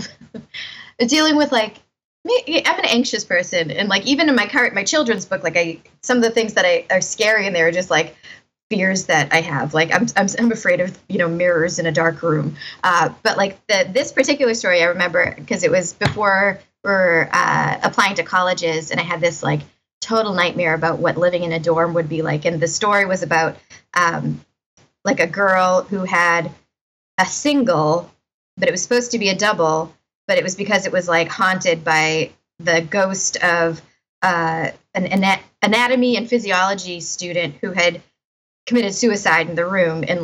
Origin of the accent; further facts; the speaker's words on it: Winthrop, Massachusetts, United States; I grew up in Winthrop, Massachusetts, which is like basically on top of the airport.